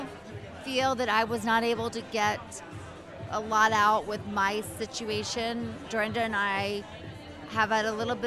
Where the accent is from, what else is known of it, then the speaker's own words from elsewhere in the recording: the South, United States; I'm from the South